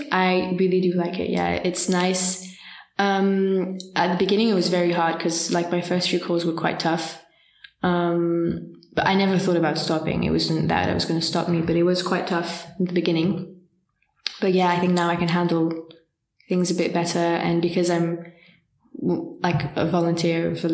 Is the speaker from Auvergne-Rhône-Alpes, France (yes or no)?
yes; near Geneva, Auvergne-Rhône-Alpes, France; moved away as an adult; now in Paris, France; next to Geneva in okay. France.